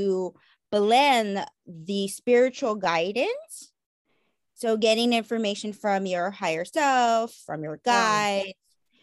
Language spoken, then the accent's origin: English; Hawaii, United States; I am Native Hawaiian and I live here in Hawaii